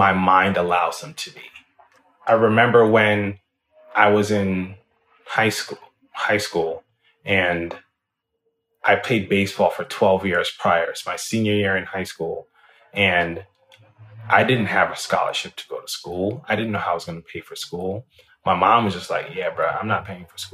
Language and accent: English; Jamaica; now in United States; being a young boy growing up in Jamaica